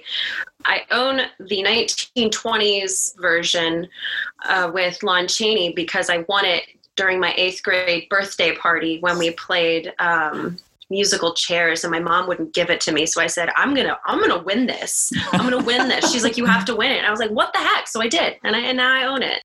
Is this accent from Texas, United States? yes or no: no; Youngstown, Ohio, United States; now in Columbus, United States; I'm originally from Youngstown. So I've gone to Pittsburgh a lot growing up.